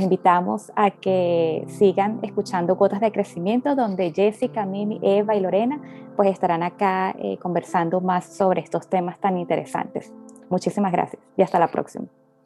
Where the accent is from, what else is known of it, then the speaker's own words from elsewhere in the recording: Venezuela; moved away; yo también como venezolana